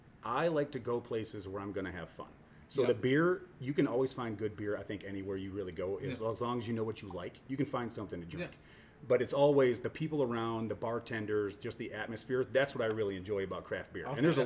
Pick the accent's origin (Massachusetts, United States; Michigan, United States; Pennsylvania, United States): Michigan, United States; moved away; I'm from Michigan